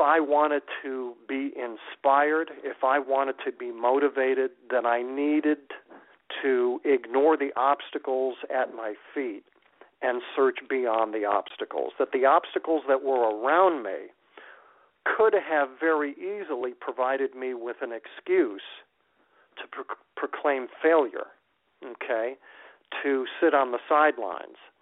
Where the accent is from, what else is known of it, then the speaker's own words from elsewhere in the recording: Waterbury, Connecticut, United States; moved away as an adult; now in Phoenix, United States; my hometown radio station up in Waterbury